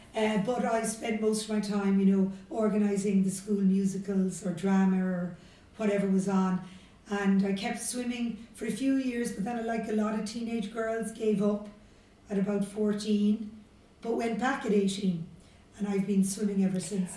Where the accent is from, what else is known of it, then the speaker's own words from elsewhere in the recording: Cork, Munster, Ireland; I grew up in Beaumont Drive in Blackrock, which is in in the city.